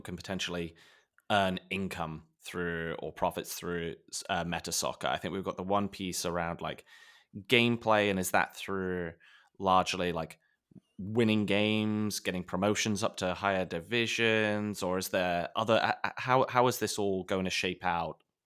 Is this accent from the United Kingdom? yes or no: yes; England, United Kingdom; as a kid growing up in England in the nineties